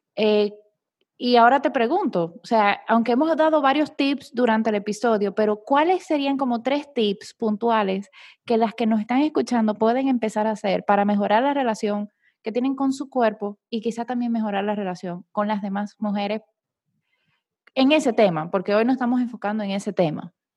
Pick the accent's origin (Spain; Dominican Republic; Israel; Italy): Dominican Republic; now in Panama; yo soy dominicana viviendo en Panamá